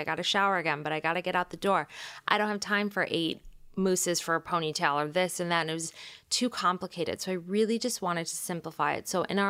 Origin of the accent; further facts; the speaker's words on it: Michigan, United States; I'm from Michigan. I knew I wanted to leave. I went to school in New York